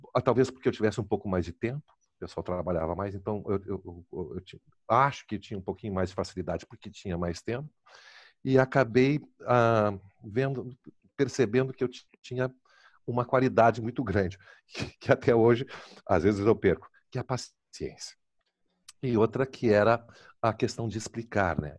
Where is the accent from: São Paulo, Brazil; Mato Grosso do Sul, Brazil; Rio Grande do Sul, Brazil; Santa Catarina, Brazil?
Rio Grande do Sul, Brazil; Porto Alegre; eu me criei ali no IAPI